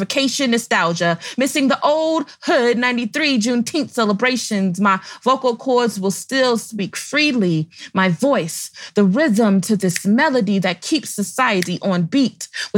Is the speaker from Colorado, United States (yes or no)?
yes; Denver, Colorado, United States; I am from the Park Hill neighborhood area, but my artistic roots are in the Five Points, Walton Street community.